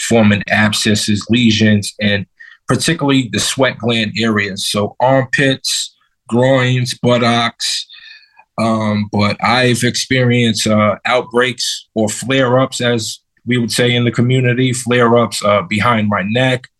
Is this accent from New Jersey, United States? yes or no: no; New York City, New York, United States; now in Connecticut, United States; I was originally from Brooklyn, New York. Now I live in Connecticut